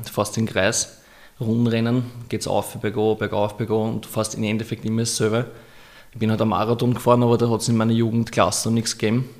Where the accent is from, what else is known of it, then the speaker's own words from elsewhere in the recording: Austria; ich bin Österreicher